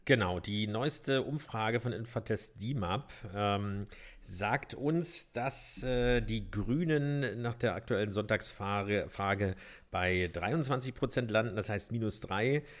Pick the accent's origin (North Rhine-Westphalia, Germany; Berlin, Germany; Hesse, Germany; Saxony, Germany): Berlin, Germany; wenn auch nicht in Mitte geboren, sondern in Pankow